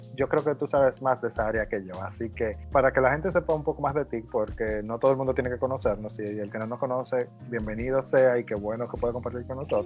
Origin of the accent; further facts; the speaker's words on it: Mao, Valverde, Dominican Republic; soy de Mao